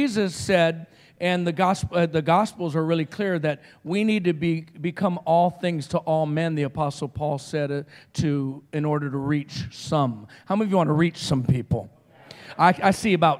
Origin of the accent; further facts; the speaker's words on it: Roswell, New Mexico, United States; I'm from Roswell, New Mexico